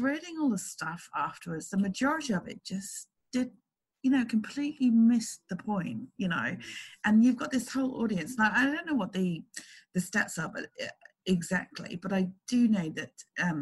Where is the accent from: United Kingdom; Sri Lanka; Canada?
United Kingdom; moved away as an adult; now in Australia; I'm British and I moved here when I was 30, 14 years ago